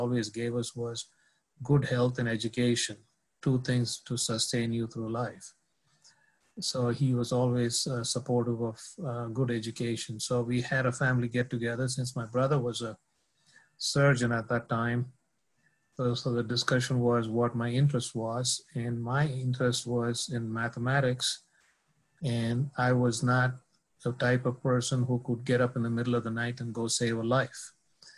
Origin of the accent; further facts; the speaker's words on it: India; moved away as an adult; also born or lived in Texas; now in United States; Was born and raised in India, born to a middle-class family